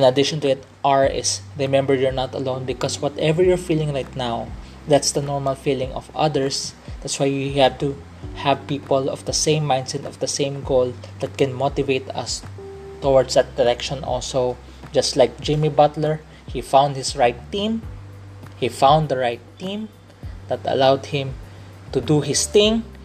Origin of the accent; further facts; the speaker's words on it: Philippines; I'm a Filipino. I'm a Filipino of Chinese descent